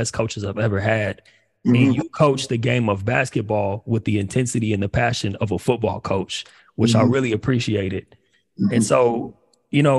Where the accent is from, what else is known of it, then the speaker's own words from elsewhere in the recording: Upland, California, United States; also born or lived in Pasadena, California / New York; grew up in Pasadena, you know, not too far away from ELAC. And ended up moving out to the IE, kind of in, you know, I grew up in Upland